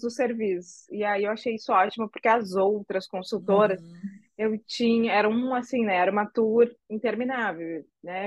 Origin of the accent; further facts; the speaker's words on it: Rio Grande do Sul, Brazil; now in Rio de Janeiro, Brazil; Eu moro no Rio, mas eu sou gaúcha.